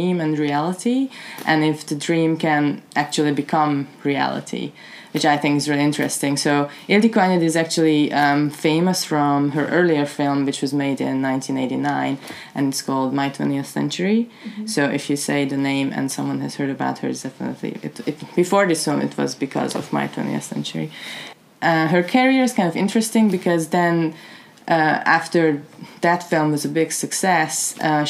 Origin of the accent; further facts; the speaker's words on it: Hungary; moved away; I'm from Hungary